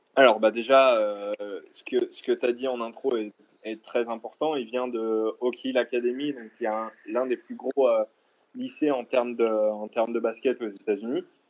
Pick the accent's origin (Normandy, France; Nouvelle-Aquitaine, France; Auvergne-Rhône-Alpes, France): Auvergne-Rhône-Alpes, France; Lyon; je suis de Lyon